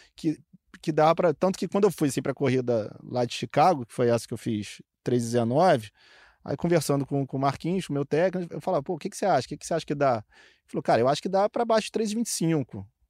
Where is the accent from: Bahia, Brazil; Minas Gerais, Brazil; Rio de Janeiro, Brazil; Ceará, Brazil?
Rio de Janeiro, Brazil; Niterói; Eu sou de Niterói